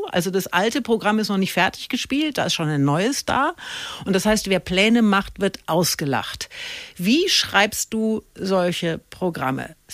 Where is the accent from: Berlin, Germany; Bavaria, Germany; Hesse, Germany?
Bavaria, Germany; äh, ich komme aus Bayern, also sogar